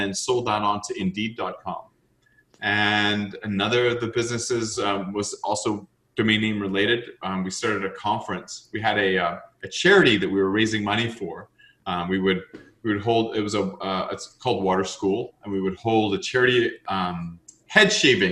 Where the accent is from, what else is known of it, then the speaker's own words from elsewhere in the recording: Canada; being Canadian